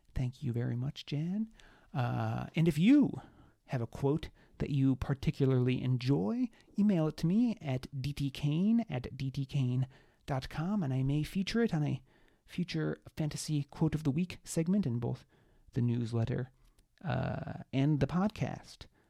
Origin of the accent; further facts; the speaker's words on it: Webster, New York, United States; North Pines Park in Webster, New York, which is my hometown.